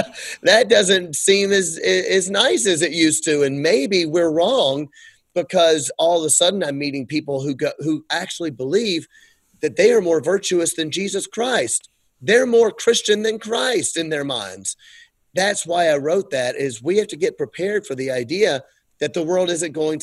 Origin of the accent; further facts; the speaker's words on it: United States; we had the benefit of growing up in America